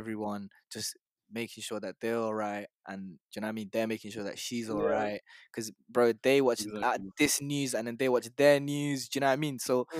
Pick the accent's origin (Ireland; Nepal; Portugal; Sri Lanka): Nepal; moved away